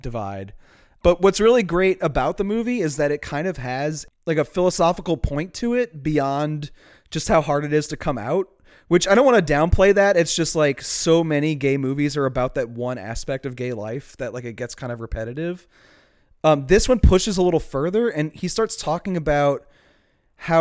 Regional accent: Chalmette, Louisiana, United States; accent: Chalmette; My Chalmette accent doesn't have quite the finesse that it needs

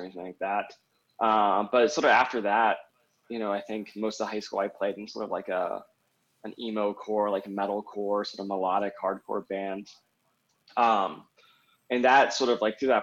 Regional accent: Raleigh, North Carolina, United States; moved away as an adult; also born or lived in Barcelona / Providence, Rhode Island / Washington, District of Columbia, United States / Chapel Hill; now in Denver, United States; I grew up in North Carolina, in the sort of capital town of Raleigh, North Carolina

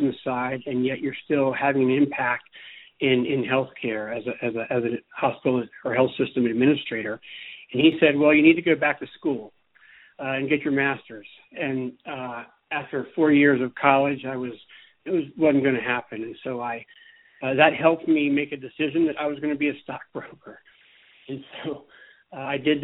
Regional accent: coastal Virginia, United States; moved away as an adult; also born or lived in Charleston, South Carolina; now in Bozeman, United States; I'm originally from the East Coast. I am from Virginia, coastal Virginia. And I was there through college

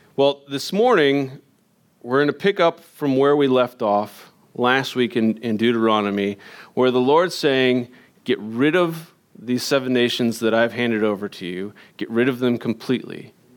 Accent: Indiana, United States; moved away as an adult; I grew up in Indiana

